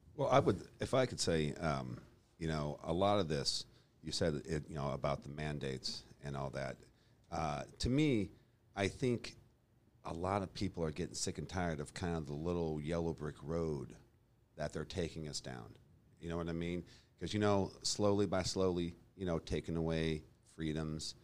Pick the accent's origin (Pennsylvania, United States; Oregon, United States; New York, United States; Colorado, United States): Colorado, United States; Boulder; moved away as an adult; also born or lived in Texas; now in Kansas City, United States; I grew up in Colorado, Boulder, Colorado.